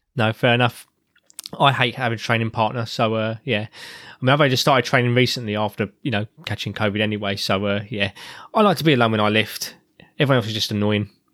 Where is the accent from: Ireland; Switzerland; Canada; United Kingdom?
United Kingdom; England; I'm an Englishman